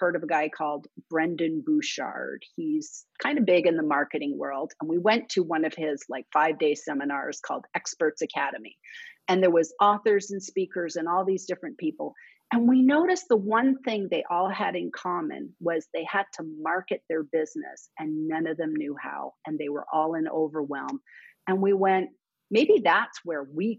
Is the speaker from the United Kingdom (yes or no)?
no; Canada; now in United States; I was Canadian and both my parents were born in London, England.